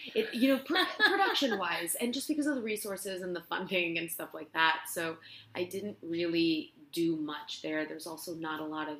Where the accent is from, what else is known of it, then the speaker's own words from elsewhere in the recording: Barcelona, Catalonia, Spain; English is a second language; moved away as an adult; now in Los Angeles, United States; I'm from Spain. I'm from Barcelona, born and raised. And I came to L.A., gosh, maybe 7 years ago, something like that.